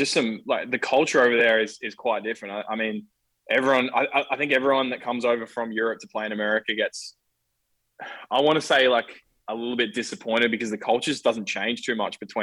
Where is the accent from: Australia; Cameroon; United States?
Australia; Bendigo, Victoria; I grew up in Bendigo, or Bendigo